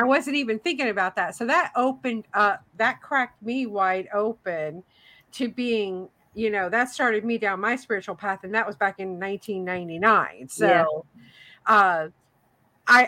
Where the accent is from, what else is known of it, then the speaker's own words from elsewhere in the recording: Tennessee, United States; moved away; I grew up in Tennessee.